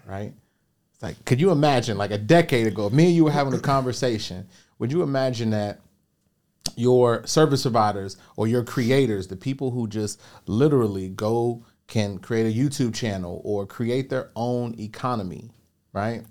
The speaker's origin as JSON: {"language": "English", "town": "Chicago", "region": "Illinois", "country": "United States", "tie": "born or raised there", "said": "I grew up on the south side of Chicago"}